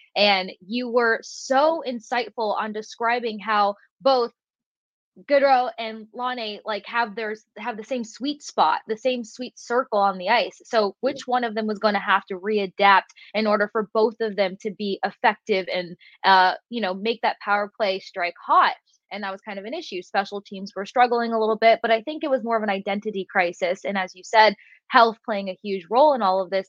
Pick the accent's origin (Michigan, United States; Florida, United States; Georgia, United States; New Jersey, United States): Florida, United States; Tampa; Growing up in Tampa and covering your home team